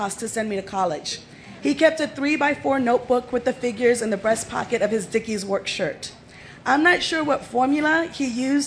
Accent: San Antonio, Texas, United States; also born or lived in Fort Gordon, Georgia; we're both from San Antonio

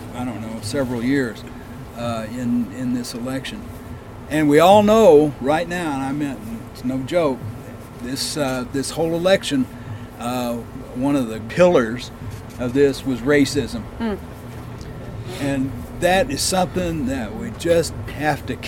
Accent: Oklahoma, United States; when I grew up in Oklahoma

